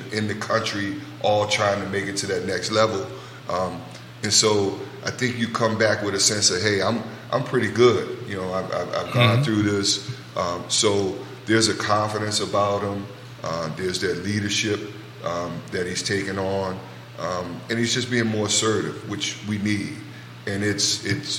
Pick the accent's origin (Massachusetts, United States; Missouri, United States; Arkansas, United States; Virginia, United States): Virginia, United States; Richmond; from my hometown, the RVA